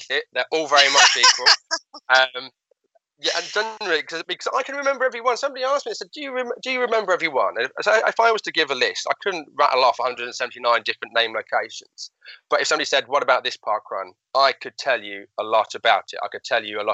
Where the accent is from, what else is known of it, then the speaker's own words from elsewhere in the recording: Hatfield, East of England, United Kingdom; that's my hometown in Hatfield in Hertfordshire, which is just north of London